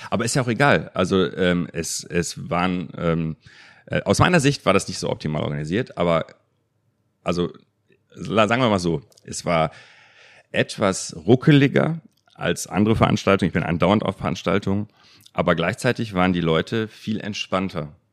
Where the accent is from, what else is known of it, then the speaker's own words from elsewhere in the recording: North Rhine-Westphalia, Germany; Also ich bin im Ruhrgebiet aufgewachsen, einer Region, wo Katholiken und Protestanten ungefähr sich die Waage halten